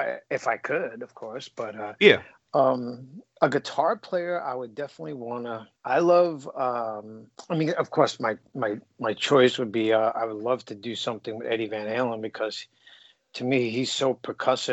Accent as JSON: {"language": "English", "town": "New York City", "region": "New York", "country": "United States", "tie": "born or raised there", "said": "I grew up in the Bronx, New York"}